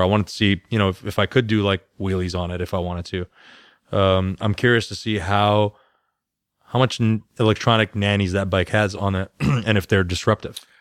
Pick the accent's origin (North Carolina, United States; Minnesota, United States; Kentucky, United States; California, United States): California, United States; moved away; I'm from California.